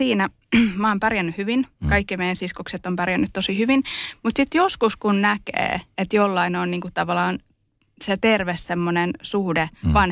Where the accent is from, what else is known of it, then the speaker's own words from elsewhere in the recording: Estonia; born there; Siis mä oon syntynyt Virossa, Neuvostoliitossa.